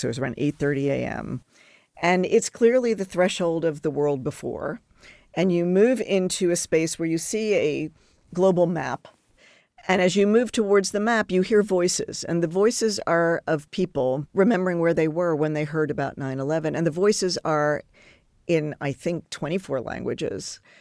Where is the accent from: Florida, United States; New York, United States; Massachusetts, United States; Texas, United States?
New York, United States; Long Island; moved away; I grew up on Long Island